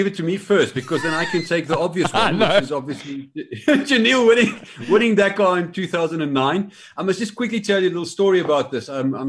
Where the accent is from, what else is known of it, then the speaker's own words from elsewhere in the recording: South Africa; watching that final stage as a South African